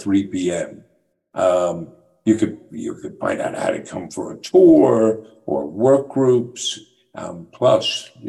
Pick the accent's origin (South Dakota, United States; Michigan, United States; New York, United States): New York, United States; But, well, I'm from New York. How's he going to know where I got my shoes?